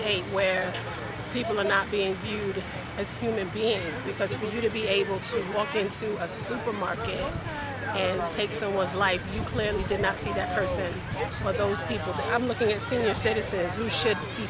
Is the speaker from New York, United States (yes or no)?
yes; New York City, New York, United States; We are from Staten Island, New York